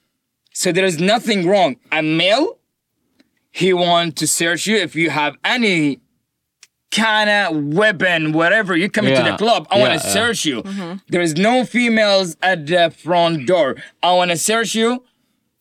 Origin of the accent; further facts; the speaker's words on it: Eastern Province, Saudi Arabia; moved away; Saudi Arabia. I'm from Saudi Arabia